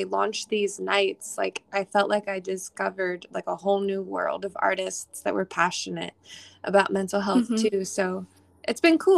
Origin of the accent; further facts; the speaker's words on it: New York, United States; also born or lived in Maryland; now in Nashville, United States; I'm an alternative rock pop artist based out of Nashville. I'm originally from New York.